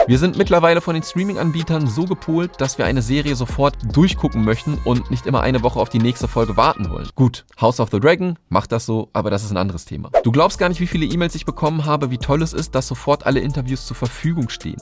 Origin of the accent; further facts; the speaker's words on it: Germany; wir als Deutsche